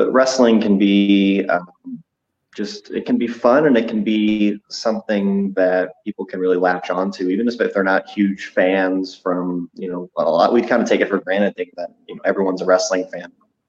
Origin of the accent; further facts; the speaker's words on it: St. Louis, Missouri, United States; I'm from St. Louis.